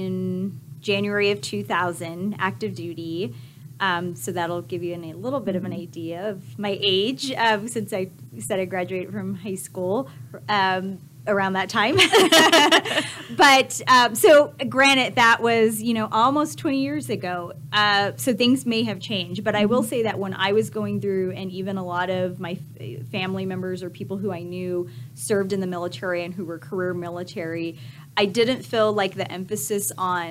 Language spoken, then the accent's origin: English; California, United States; also born or lived in Lubbock, Texas; now in El Paso, United States; I grew up in California in a close-knit family, Hispanic family